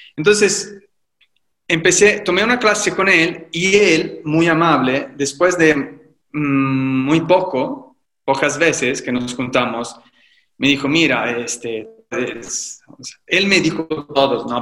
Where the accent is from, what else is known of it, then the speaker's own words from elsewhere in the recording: Livorno, Tuscany, Italy; Spanish is a second language; moved away as an adult; also born or lived in Rome; now in Mexico; vivo en México y soy de Italia, soy de Livorno, una ciudad de la Toscana